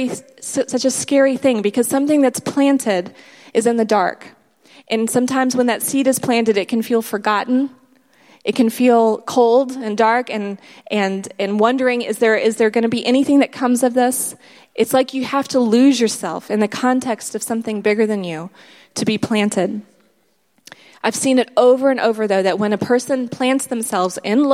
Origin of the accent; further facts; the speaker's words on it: United States; moved away as an adult; also born or lived in South Africa; We're American